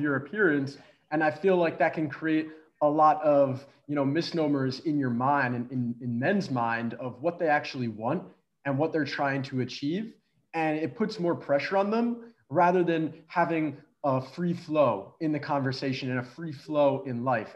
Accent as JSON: {"language": "English", "town": "Philadelphia", "region": "Pennsylvania", "country": "United States", "also_born_or_lived": "Connecticut", "moved": "as an adult", "said": "I'm from Philadelphia"}